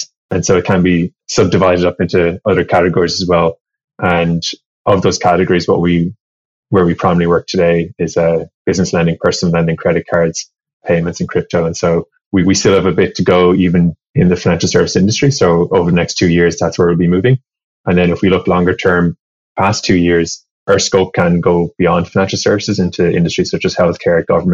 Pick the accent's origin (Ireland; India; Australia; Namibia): Ireland; now in San Francisco, United States; originally, I grew up in Ireland and studied electronic engineering